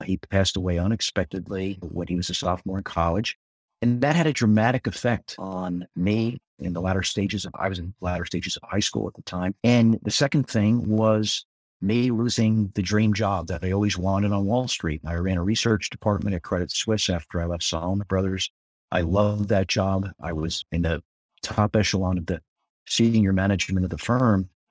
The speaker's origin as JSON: {"language": "English", "town": "Spring Lake", "region": "New Jersey", "country": "United States", "tie": "born or raised there", "said": "my hometown, Spring Lake, New Jersey"}